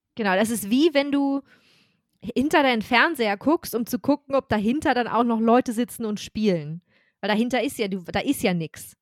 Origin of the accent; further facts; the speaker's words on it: Germany; I'm German